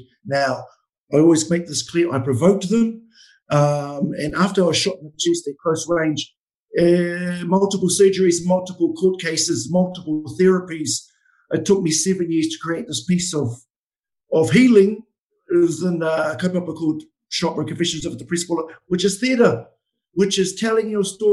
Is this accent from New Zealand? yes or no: yes; Lake Waikaremoana, Hawke's Bay, New Zealand; I'm from Waikare Moana